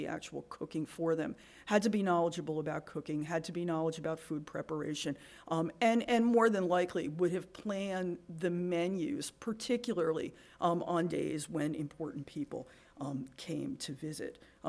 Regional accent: New Jersey, United States; I'm from New Jersey

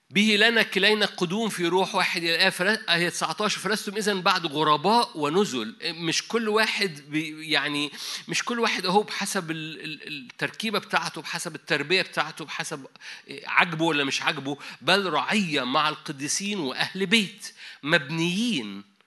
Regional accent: Egypt; عندنا في مصر

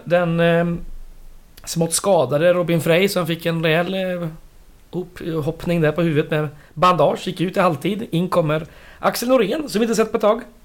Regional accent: Västergötland, Västra Götaland, Sweden; jag är västgöte

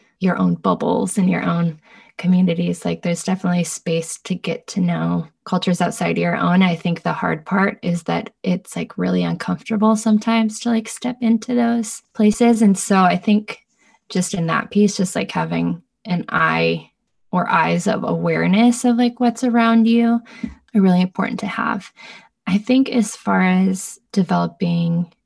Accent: United States; also born or lived in Bay Area; now in Los Angeles, United States; as an American, as like a white person coming

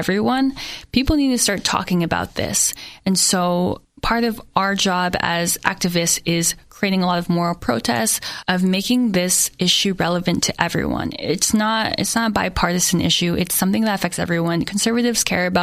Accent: Saratoga, California, United States; moved away as an adult; also born or lived in New York; growing up in Saratoga

